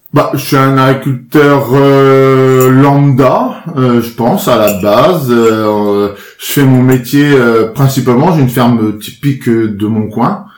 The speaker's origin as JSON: {"language": "French", "town": "Périers", "region": "Normandy", "country": "France", "tie": "born or raised there", "said": "j'ai grandi à Perrier, hein, sur ma sur ma commune, petit village de 2500 habitants, petite un petit bourg hein. dans la Manche"}